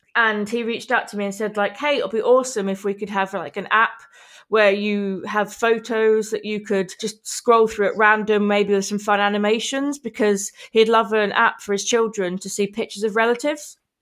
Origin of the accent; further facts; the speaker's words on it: Manchester, North West England, United Kingdom; I'm from Manchester in Eng-, England